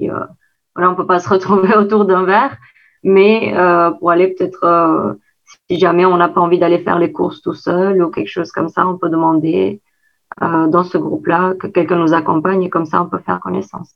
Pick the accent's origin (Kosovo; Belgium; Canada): Kosovo; French is a second language; moved away as an adult; now in Caen, France